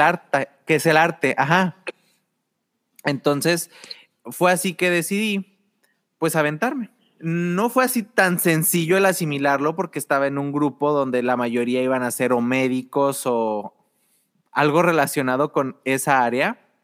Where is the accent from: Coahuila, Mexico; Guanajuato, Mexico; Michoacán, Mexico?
Coahuila, Mexico; Torreón; also born or lived in southern Mexico; estuve en el sur hasta los seis años, pero ya en segundo de primaria ya estaba acá en, La Laguna. sí, soy de Torreón